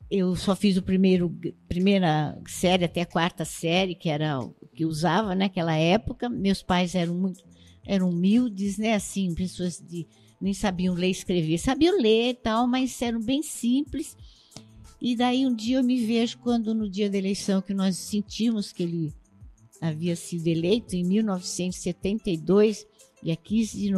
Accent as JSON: {"language": "Portuguese", "town": "Osasco", "region": "São Paulo", "country": "Brazil", "tie": "born or raised there", "also_born_or_lived": "Campinas", "said": "Bom, eu vim de Campinas, de um, uh, da cidade de Souza, o bairro Souza, de Campinas. Eu vim para Osasco, eu tinha quatro anos de idade com meus pais e morei sempre na quilômetro 18."}